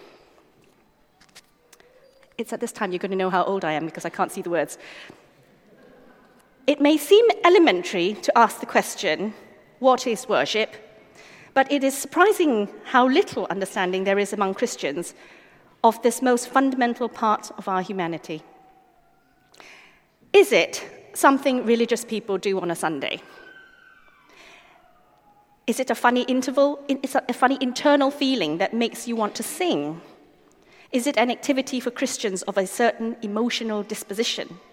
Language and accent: English; Malaysia; As a young child, I grew up in Malaysia